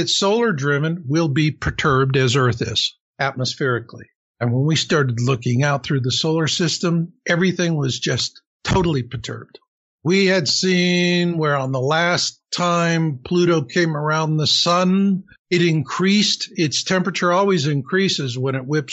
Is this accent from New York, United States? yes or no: no; Arizona, United States; I grew up in Arizona